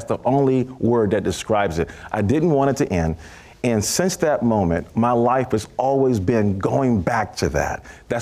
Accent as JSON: {"language": "English", "town": "New York City", "region": "New York", "country": "United States", "said": "I was from Brooklyn, New York"}